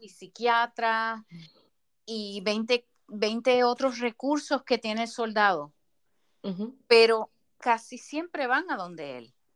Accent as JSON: {"language": "Spanish", "country": "Puerto Rico", "also_born_or_lived": "Massachusetts, United States", "moved": "as an adult", "said": "yo regreso a Puerto Rico"}